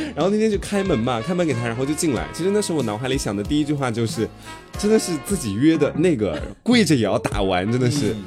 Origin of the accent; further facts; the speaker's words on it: Anhui, China; now in Hangzhou, China; 我安徽那边蛮蛮骚的